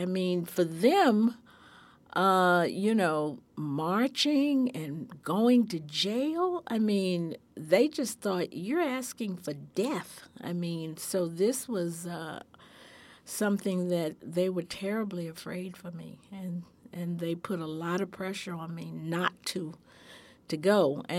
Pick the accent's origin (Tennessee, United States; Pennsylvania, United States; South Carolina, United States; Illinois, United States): Tennessee, United States; Memphis; born there; I was born in Memphis, Tennessee in 1944.